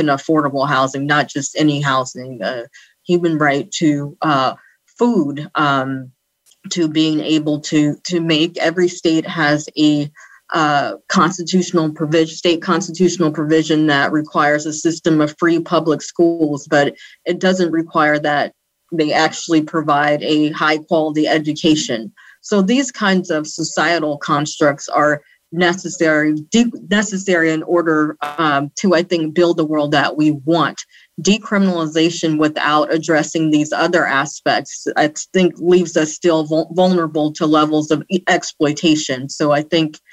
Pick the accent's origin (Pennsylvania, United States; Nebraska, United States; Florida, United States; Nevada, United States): Nevada, United States; Las Vegas; I grew up in Las Vegas, Nevada